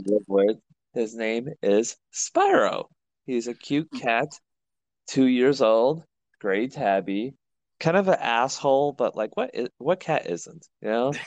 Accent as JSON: {"language": "English", "town": "Chicago", "region": "Illinois", "country": "United States", "said": "I'm from Chicago"}